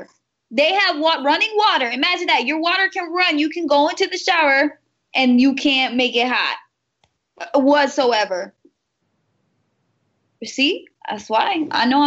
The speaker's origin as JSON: {"language": "English", "country": "United States", "tie": "born or raised there", "said": "We are so blessed to be Americans. Like being born here"}